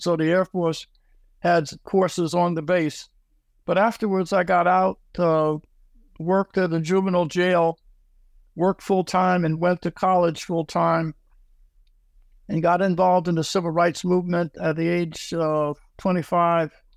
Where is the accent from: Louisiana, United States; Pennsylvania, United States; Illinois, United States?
Pennsylvania, United States; Philadelphia; I am from Philadelphia, Pennsylvania. Uh, I uh, was born in the at the end of the, the Depression 1937.